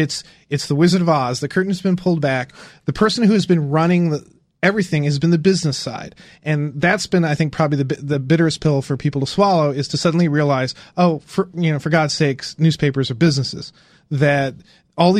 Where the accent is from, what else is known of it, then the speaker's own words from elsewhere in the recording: Indiana, United States; I grew up in Indiana